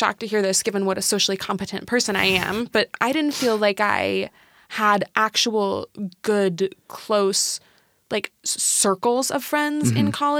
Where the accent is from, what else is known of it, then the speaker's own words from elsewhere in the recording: Seattle, Washington, United States; now in Tacoma, United States; I grew up in Seattle, big Seattle's fan.